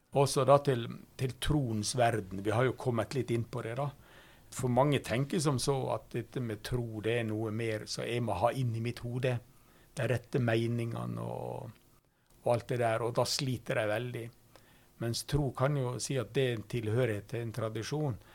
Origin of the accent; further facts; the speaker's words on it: Norway; first language Norwegian; Jeg har ikke valgt mitt norske språk sjøl, som er mitt morsmål